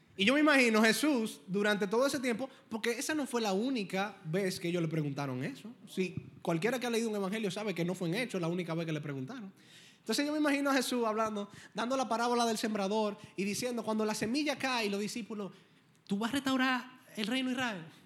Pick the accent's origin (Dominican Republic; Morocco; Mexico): Dominican Republic; Primero yo soy cristiano y luego yo soy dominicano